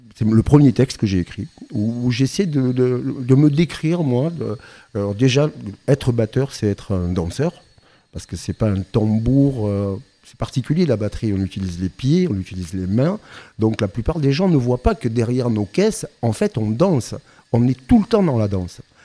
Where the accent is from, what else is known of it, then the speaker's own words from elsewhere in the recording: Basque Country, Nouvelle-Aquitaine, France; Je suis originaire du Pays Basque